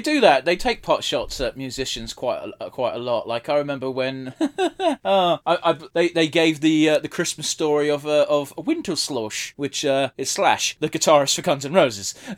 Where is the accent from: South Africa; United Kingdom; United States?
United Kingdom; we're from Britain